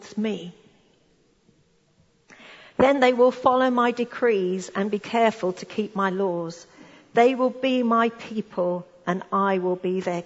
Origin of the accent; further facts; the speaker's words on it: United Kingdom; us being British